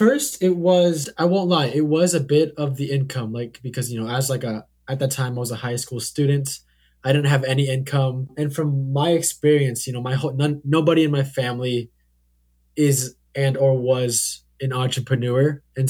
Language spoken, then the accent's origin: English; Hillsboro, Oregon, United States; I grew up in Hillsboro, Oregon, where, you know, humble beginnings, if you will.